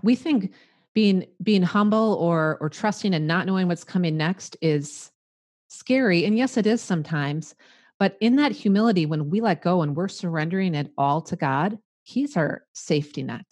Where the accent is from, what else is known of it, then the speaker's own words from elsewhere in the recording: Midwest, United States; accent: Midwestern; I'm a Midwestern girl. You can probably tell by my accent